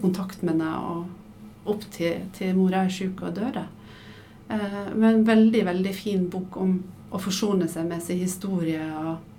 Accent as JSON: {"language": "Norwegian", "area": "Sunnmøre", "region": "Møre og Romsdal", "country": "Norway", "moved": "as an adult", "lives_now": "Oslo, Norway", "said": "du hører sikkert at jeg er dialekt. Jeg er fra Sunnmøre og flytta til Oslo da jeg var 19."}